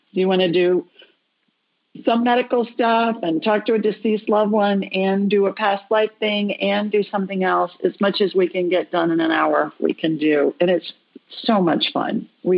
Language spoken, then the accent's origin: English; United States; I think they call it Quebec, but I call it Quebec because I'm American.